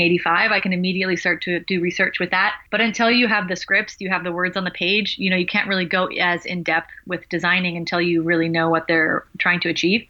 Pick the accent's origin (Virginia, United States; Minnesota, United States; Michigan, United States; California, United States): California, United States; Los Angeles; I'm from Los Angeles